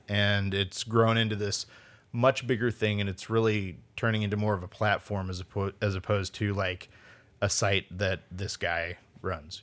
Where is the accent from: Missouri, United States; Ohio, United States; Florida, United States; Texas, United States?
Missouri, United States; St. Louis; moved away as an adult; also born or lived in Springfield, Missouri; now in Portland, United States; I'm from St. Louis, but I lived in Springfield, Missouri at the time